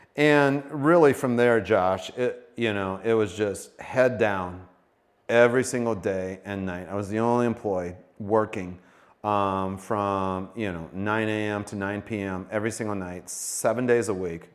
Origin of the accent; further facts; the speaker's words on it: Sioux Falls, South Dakota, United States; also born or lived in Valley Springs / Brandon; I grew up in Sioux Falls area